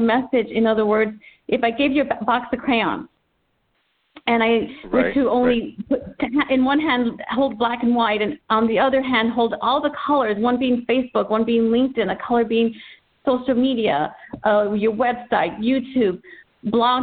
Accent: Texas, United States; moved away as an adult; now in Southern California, United States; I'm originally from Texas, born and raised. I've lived in Southern California for 17 years

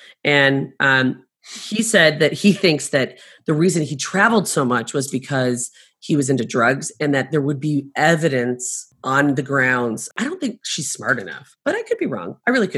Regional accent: Chicago, Illinois, United States; moved away as an adult; now in Arizona, United States; I grew up in Chicago, so I grew up during that time.

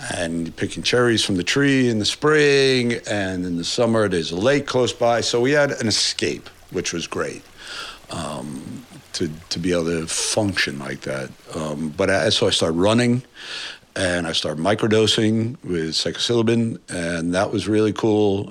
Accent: New York, United States; I'm from New York.

